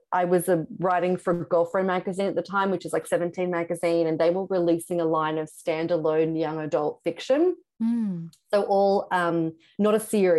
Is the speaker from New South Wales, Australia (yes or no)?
yes; Sydney, New South Wales, Australia; But Sydney, where I'm from Australia, I lived in Sydney, had a lot of street press magazines.